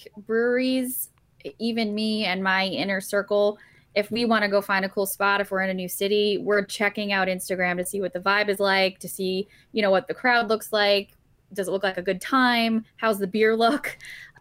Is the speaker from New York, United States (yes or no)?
yes; Long Island, New York, United States; I grew up on Long Island